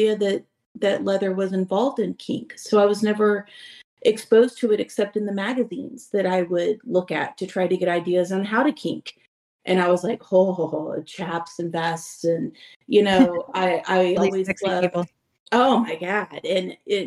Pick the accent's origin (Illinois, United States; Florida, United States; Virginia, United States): Florida, United States; Central; I'm from Central Florida